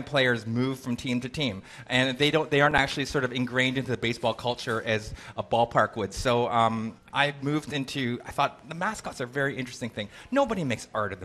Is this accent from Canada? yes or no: yes; Canada; I'm Canadian